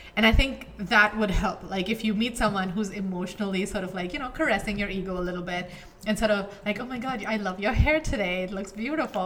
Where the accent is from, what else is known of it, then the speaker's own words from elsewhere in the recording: India; moved away; I grew up in India. Yeah. Right? So my um, teenage years were in India